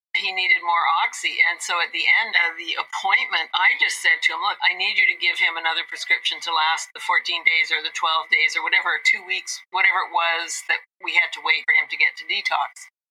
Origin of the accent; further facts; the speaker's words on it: Edmonton, Alberta, Canada; moved away; I'm from Edmonton, my family's there.